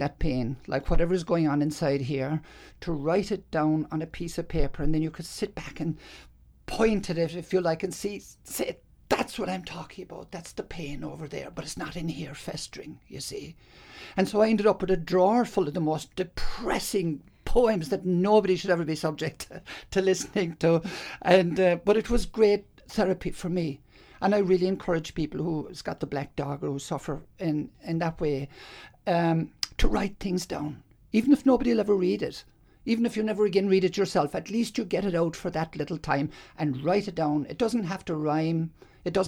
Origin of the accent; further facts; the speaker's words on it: Ireland; now in Australia; I grew up in Ireland, there was lots of, as they call, the troubles in the north